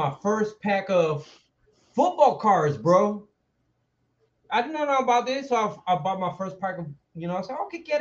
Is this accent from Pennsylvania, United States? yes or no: yes; Erie, Pennsylvania, United States; moved away; also born or lived in Reading, Pennsylvania; I only went to Erie at the age of 9. That's when I arrived there, dog. And I only stayed there from 9 to 17